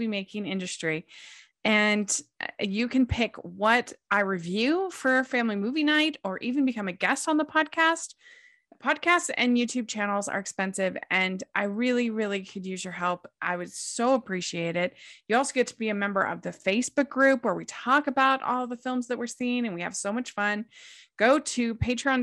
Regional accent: Maryland, United States; I grew up in Maryland

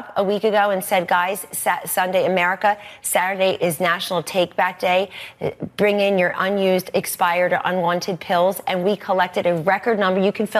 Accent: United States; moved away; the people you and I grew up with outside of Philadelphia

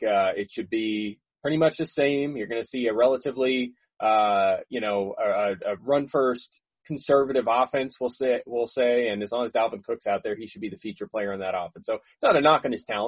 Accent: Philadelphia, Pennsylvania, United States; I grew up in Philadelphia

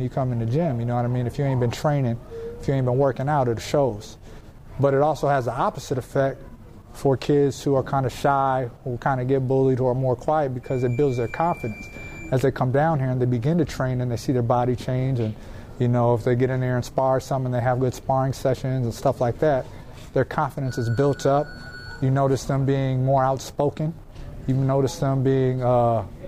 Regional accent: Minnesota, United States; It's my hometown.

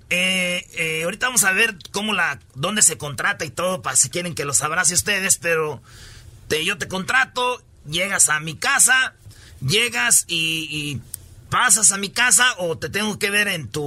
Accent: New Orleans, Louisiana, United States; Spanish is a second language; soy de Nueva Orleans. New Orleans, ahí donde te dan cocodrilo, ¿verdad? Ahí comes cocodrilo.

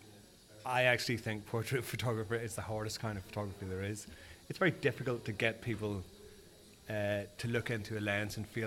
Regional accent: Belfast, Northern Ireland, United Kingdom; moved away as an adult; now in London, United Kingdom; I'm originally from Belfast. So I've lived in London for the last, 30 years

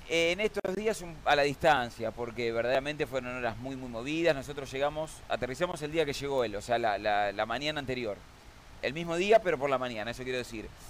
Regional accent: Argentina

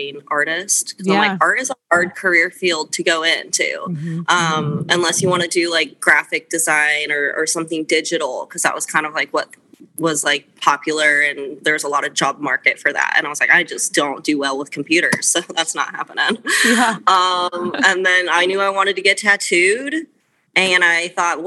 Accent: Fruita, Colorado, United States; also born or lived in Meeker, Colorado; I grew up in a town called Fruta, which is like just another small town

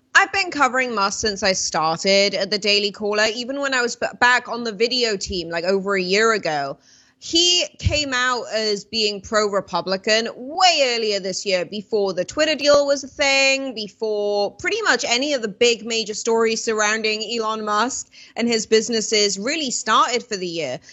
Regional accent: United Kingdom

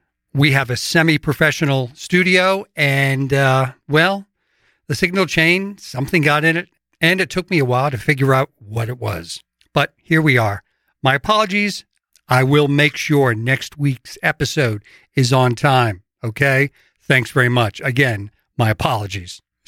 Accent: Worcester, Massachusetts, United States; I grew up in Worcester, Massachusetts in a three-decker. I didn't grow up in a sailing or a yachting family.

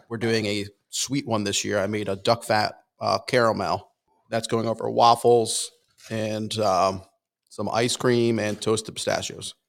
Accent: Connecticut, United States; moved away; I'm originally from Connecticut

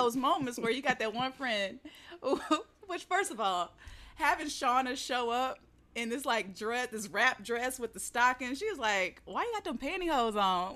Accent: the South, United States; growing up in the South

